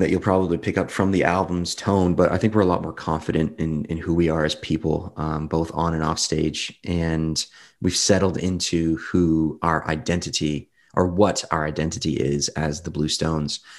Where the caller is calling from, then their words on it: Windsor, Ontario, Canada; Windsor, Windsor, Ontario, Canada. It's not really what you'd expect from Canada. There's no mountains or snow-topped peaks here